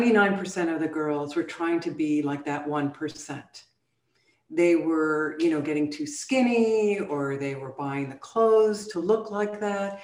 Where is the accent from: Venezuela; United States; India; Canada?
Venezuela; Caracas, Capital District; moved away; also born or lived in Rome, Italy; So I ended up being raised in Caracas, Venezuela, and I went to an American school.